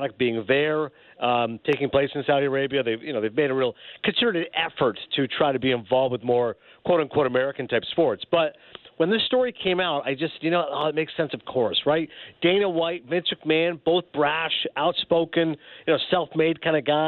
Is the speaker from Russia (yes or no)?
no; Toronto, Ontario, Canada; moved away; I was born in Toronto, went to Ryerson